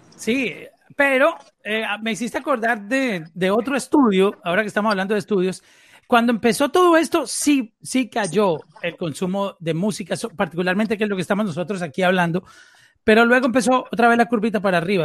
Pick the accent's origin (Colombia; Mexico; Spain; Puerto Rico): Colombia; nosotros somos colombianos todos.